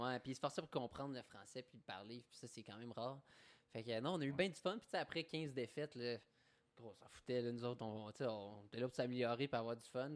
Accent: Eastern Ontario, Canada; je viens de l'Est ontarien, qui est quand même euh, très francophone dans, ce côté-là

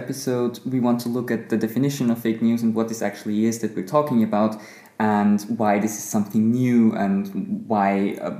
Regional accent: Austria; also born or lived in Vienna; I'm from Austria

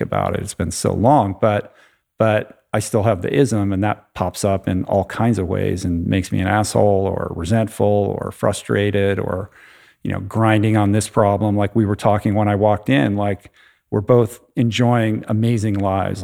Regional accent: Washington, District of Columbia, United States; I grew up in the Washington, D C area

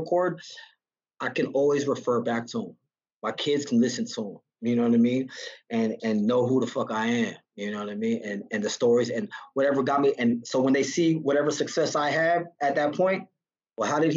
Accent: Santa Ana, California, United States; now in Las Vegas, United States; I grew up in Santana

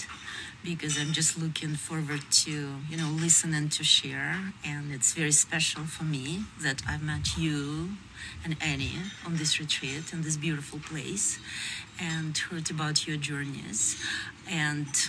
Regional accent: Russia; moved away as an adult; also born or lived in Switzerland; I was born in Russia and partially educated there.

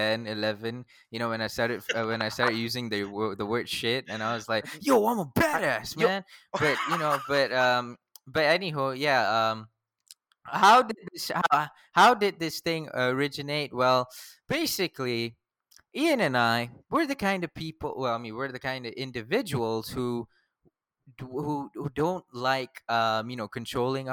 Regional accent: Selayang, Selangor, Malaysia; It's Selayang Batu Caves

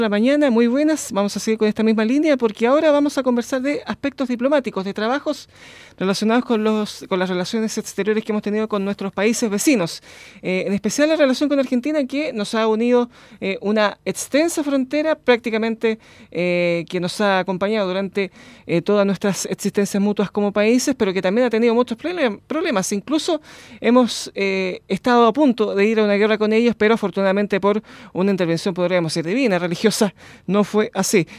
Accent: Chile

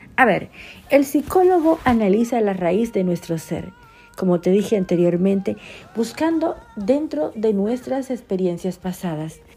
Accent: Dominican Republic; now in Argentina

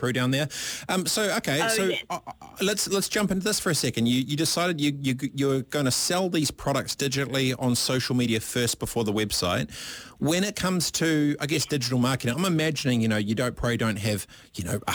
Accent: Christchurch, Canterbury, New Zealand; I grew up in Aranui

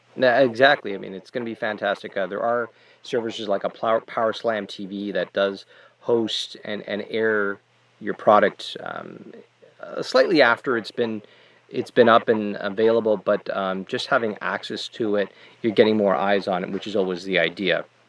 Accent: Canada; as a Canadian

